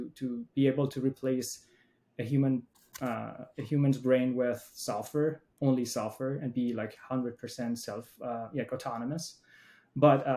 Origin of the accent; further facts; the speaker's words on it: Iran; moved away as an adult; now in United States; I grew up in Iran